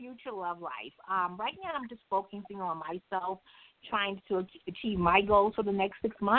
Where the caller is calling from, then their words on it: New York, United States; I'm calling from Manhattan.